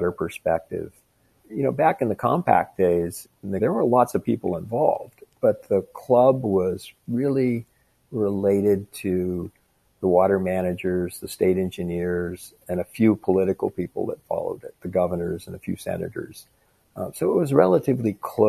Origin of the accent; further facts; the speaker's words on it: Colorado, United States; my home state of Colorado